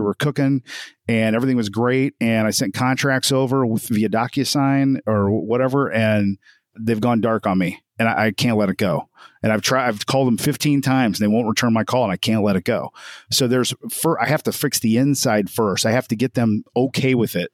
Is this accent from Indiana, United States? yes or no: yes; Evansville, Indiana, United States; I'm from Evansville, Indiana